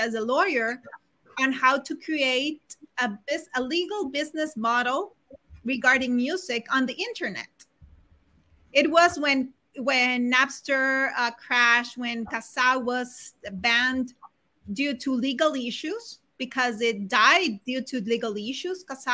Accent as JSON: {"language": "English", "town": "Barranquilla", "region": "Atlántico", "country": "Colombia", "tie": "born or raised there", "also_born_or_lived": "Bogotá, Colombia", "moved": "yes", "lives_now": "Spain", "said": "I was born in Barranquilla, Colombia"}